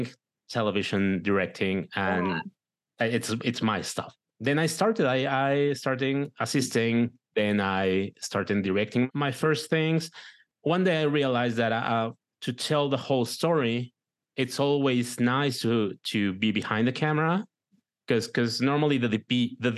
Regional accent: Mexico; English is a second language; also born or lived in Michigan; I'm from Mexico, right. So I have an accent.

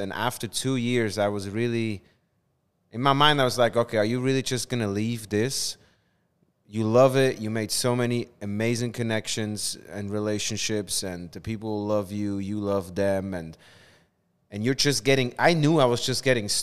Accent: Switzerland; moved away as an adult; now in New York City, United States; I am originally from Switzerland. I grew up in Switzerland.

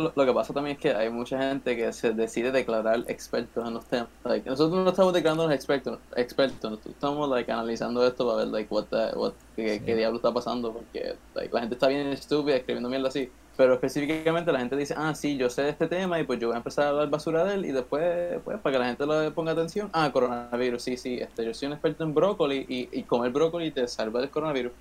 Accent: Puerto Rico; nuestra responsabilidad como ciudadanos puertorriqueños

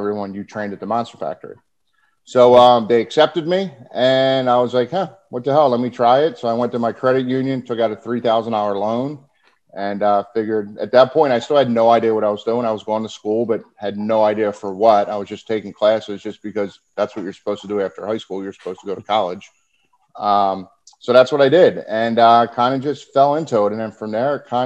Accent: Stratford, New Jersey, United States; also born or lived in Berlin, New Jersey; I actually grew up in Stratford, and then my house was in Berlin before I moved down here. So just right outside Philly. I'm a Camden County boy.

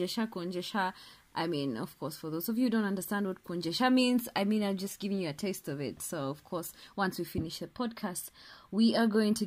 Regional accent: Kenya; I'm Kenyan

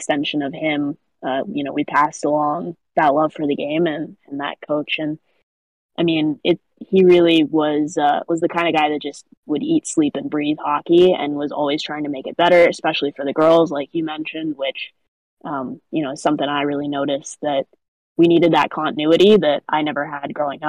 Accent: Arizona, United States; born or raised there

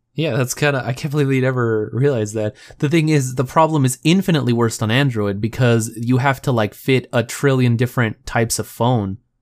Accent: Texas, United States; I'm from Texas

